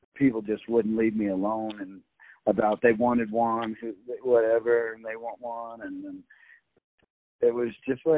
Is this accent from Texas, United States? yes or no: yes; Austin, Texas, United States; now in Colorado, United States; I grew up in Austin, Texas, and I'm proud of that. I live in Colorado now